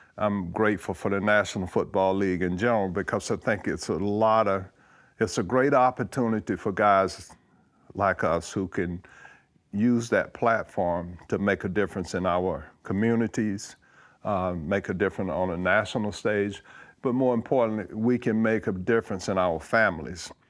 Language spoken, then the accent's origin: English; Georgia, United States; moved away as an adult; growing up in Georgia